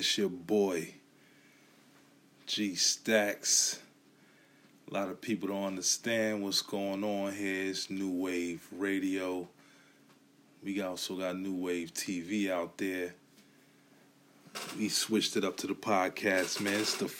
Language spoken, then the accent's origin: English; New York City, New York, United States; now in Philadelphia, United States; Everybody already know I'm from Brooklyn. You know, hail from Bushwick, Brooklyn. Living out here in Philadelphia, city of brotherly love.